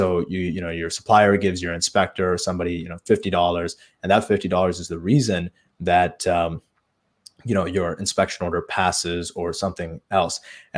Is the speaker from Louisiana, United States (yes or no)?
no; Chicago, Illinois, United States; I was in my hometown here in Chicago in one of the suburbs